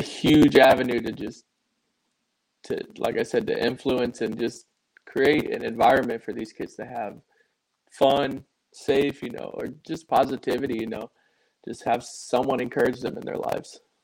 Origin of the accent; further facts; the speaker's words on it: Indiana, United States; I grew up in Indiana, so um, about 15 minutes away from Notre Dame